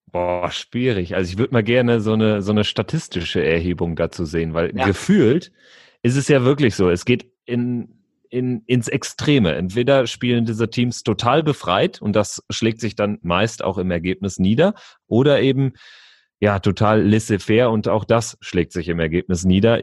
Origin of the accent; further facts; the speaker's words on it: North Rhine-Westphalia, Germany; ich komme auch aus Westfalen